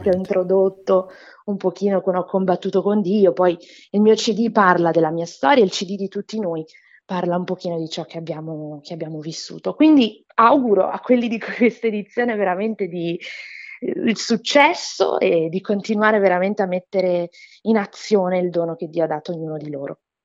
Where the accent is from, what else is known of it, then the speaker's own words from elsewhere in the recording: Brazil; moved away; Sono brasiliana